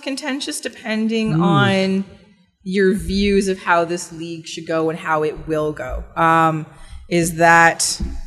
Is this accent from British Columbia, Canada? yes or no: yes; Vancouver, British Columbia, Canada; I'm from Vancouver